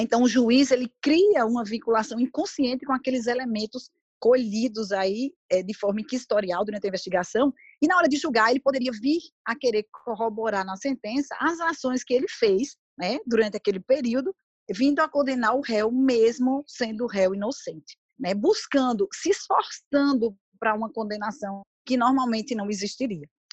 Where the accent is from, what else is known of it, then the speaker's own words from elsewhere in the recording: Brazil; eu sou brasileira